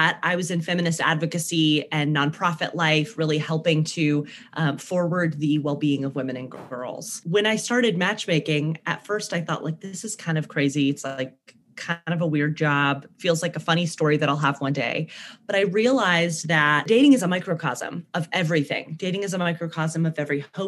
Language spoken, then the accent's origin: English; Birmingham, Alabama, United States; accent: southern twang; now in Brooklyn, United States; I am originally from Birmingham, Alabama, which is why you'll hear like a southern twang in my voice sometimes. I live in Brooklyn